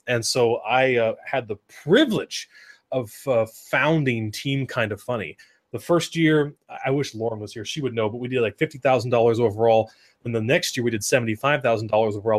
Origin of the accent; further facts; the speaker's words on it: Oregon, United States; I grew up in Oregon